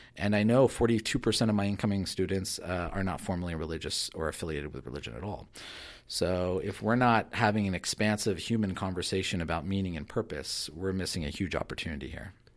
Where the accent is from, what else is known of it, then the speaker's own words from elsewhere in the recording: Southern California, United States; I was very young when we moved to Southern California